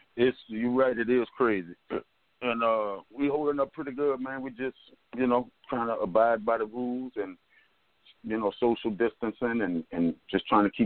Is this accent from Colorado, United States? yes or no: no; New Orleans, Louisiana, United States; Well, in this present time, you know, I tell you the truth, man, a lot of we really, in New Orleans, per se, we really, they don't really have a lot of that going on